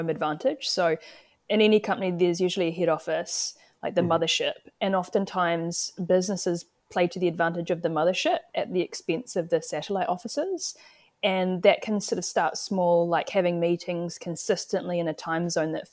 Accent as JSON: {"language": "English", "country": "New Zealand", "said": "I'm wearing my Kiwi hat"}